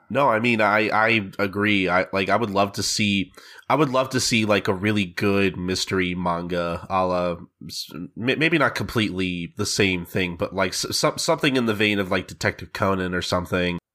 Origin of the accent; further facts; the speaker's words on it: United States; I'm an American